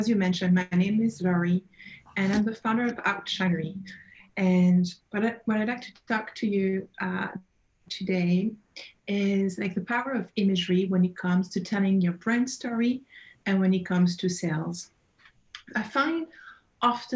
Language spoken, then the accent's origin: English; Burgundy, Bourgogne-Franche-Comté, France; accent: French; English is a second language; moved away; As you can probably pick up from my accent, I'm originally from France, Burgundy.